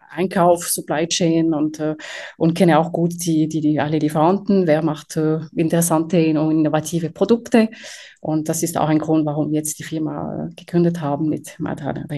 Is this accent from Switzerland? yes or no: yes; Romandy, Switzerland; now in Zurich, Switzerland; ich komme ursprünglich aus der Westschweiz, aber wohne in Zürich seit äh, bald 20 Jahren.